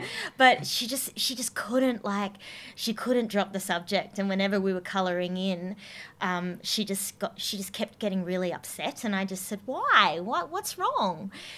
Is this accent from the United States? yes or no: no; Kakadu, Northern Territory, Australia; I grew up in Kakadu in the Northern Territory